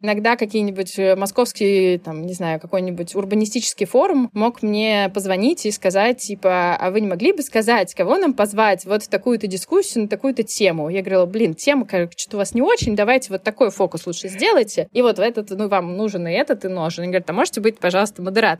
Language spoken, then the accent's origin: Russian; Saint Petersburg, Russia; moved away as an adult; also born or lived in Amsterdam, Netherlands; now in Moscow, Russia; я родилась и выросла в Санкт-Петербурге